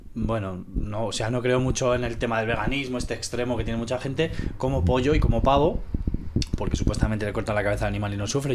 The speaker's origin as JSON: {"language": "Spanish", "country": "Venezuela", "also_born_or_lived": "Spain", "moved": "yes", "said": "como español y ex venezolano"}